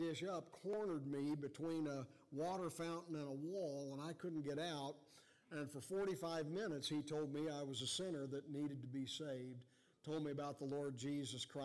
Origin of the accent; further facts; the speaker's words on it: Cincinnati, Ohio, United States; I was born in Cincinnati, Ohio